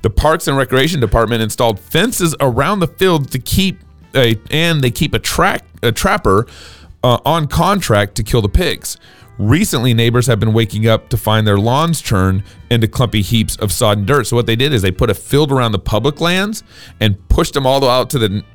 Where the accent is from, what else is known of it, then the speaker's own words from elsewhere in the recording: Texas, United States; now in Idaho, United States; I was born and raised in Texas